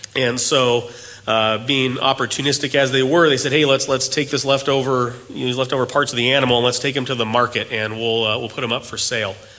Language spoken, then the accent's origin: English; United States; As Americans